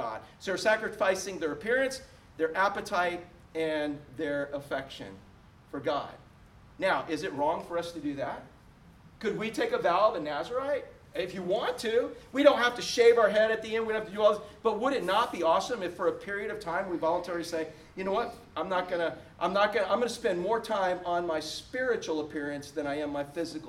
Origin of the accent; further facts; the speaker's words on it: United States; As an American